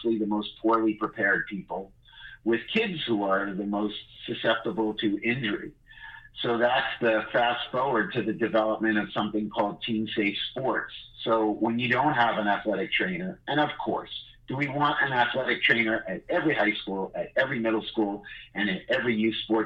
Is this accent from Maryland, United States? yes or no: no; New York City, New York, United States; I'm from Brooklyn